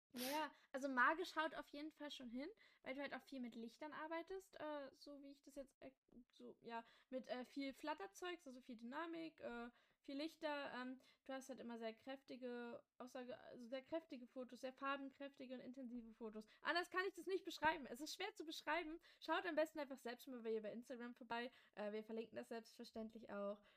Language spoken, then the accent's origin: German; Magdeburg, Saxony-Anhalt, Germany; wir kommen beide aus Magdeburg